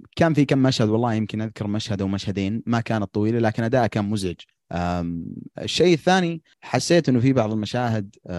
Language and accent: Arabic; Al-Qassim, Saudi Arabia; عندنا في القصيم